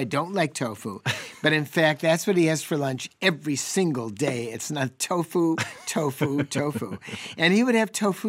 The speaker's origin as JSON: {"language": "English", "area": "the Dairy State", "region": "Wisconsin", "country": "United States", "said": "I'm from the Dairy State."}